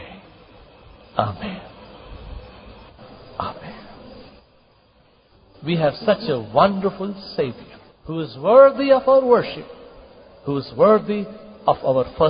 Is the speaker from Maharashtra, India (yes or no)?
no; Kalaburagi, Karnataka, India; in my home church, in my hometown, Gulbarga